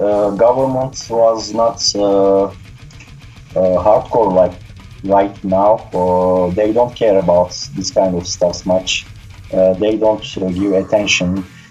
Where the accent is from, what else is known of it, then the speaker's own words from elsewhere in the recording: Turkey; English is a second language; In the 80s, it was, of course, difficult to find this kind of stuff. So I started to listen this kind of music when I was 12 years old first. We had a national TV channel in Turkey